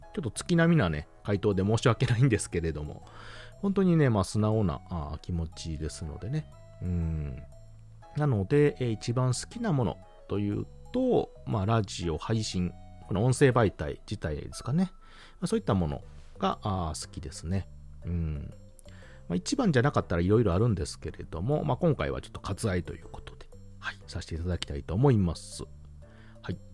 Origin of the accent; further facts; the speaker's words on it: Kansai, Hyogo, Japan; 出身地は関西は兵庫県でございます